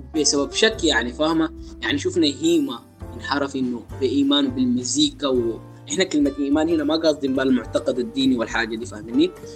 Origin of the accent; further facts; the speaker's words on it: Sudan; احنا عندنا في السودان